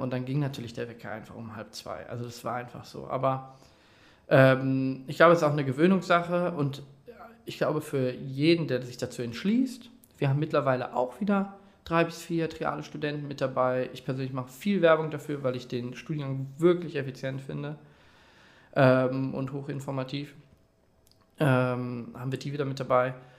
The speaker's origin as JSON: {"language": "German", "town": "Detmold", "region": "North Rhine-Westphalia", "country": "Germany", "tie": "born or raised there", "said": "ich komme gebürtig aus Detmold"}